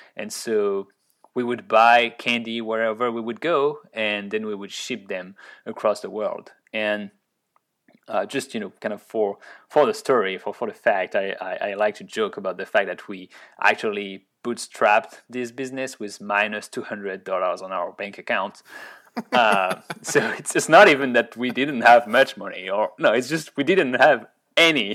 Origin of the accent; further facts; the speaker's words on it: Orléans, Centre-Val de Loire, France; accent: French; English is a second language; moved away as an adult; also born or lived in Grenoble, France / Ottawa, Canada; I was born in Orleans